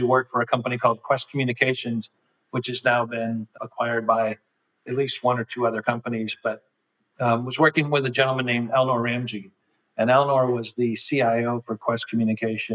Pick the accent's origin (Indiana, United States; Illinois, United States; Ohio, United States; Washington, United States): Illinois, United States; Northern; also born or lived in United Kingdom; I grew up in Northern Illinois. You know, I've been in Northern Illinois my entire life.